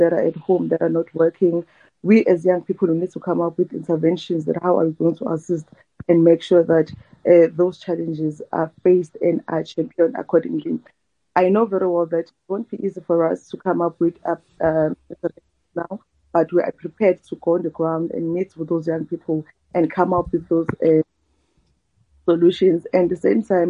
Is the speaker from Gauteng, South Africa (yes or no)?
no; Newcastle, KwaZulu-Natal, South Africa; I'm from Newcastle. It's KwaZulu-Natal, it's a small town called Newcastle